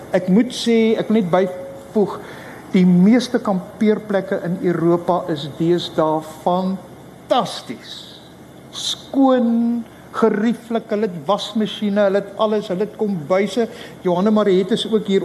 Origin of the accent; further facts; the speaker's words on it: Rooi Els, Western Cape, South Africa; also born or lived in Belgium; ek is van Suid-Afrika